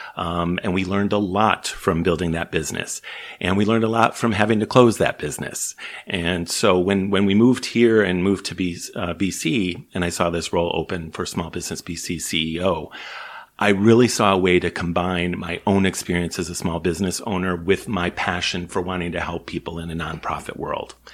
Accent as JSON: {"language": "English", "town": "Chicago", "region": "Illinois", "country": "United States", "tie": "born or raised there", "moved": "as an adult", "lives_now": "British Columbia, Canada", "said": "I'm from the States originally, grew up in Chicago"}